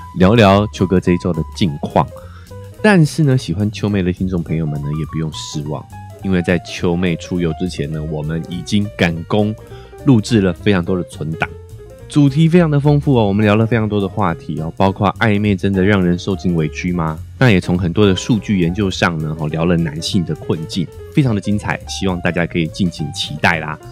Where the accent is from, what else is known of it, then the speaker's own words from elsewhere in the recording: Taiwan; 我们台湾人的头发也普遍是直发居多